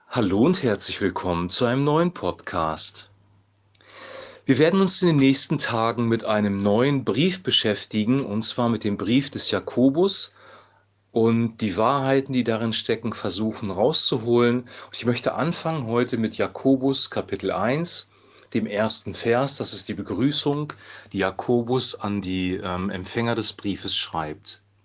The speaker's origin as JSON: {"language": "German", "country": "Germany", "said": "wir jetzt hier in Deutschland als Deutscher leben"}